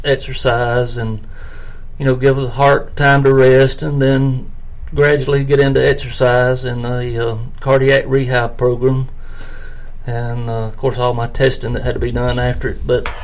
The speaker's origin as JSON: {"language": "English", "region": "the South", "country": "United States", "tie": "born or raised there", "said": "Growing up in the South, I like everything fried."}